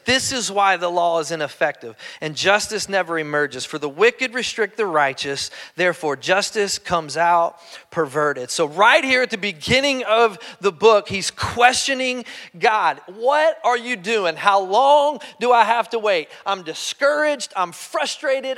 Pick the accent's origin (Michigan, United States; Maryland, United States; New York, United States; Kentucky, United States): Kentucky, United States; I'm just from Kentucky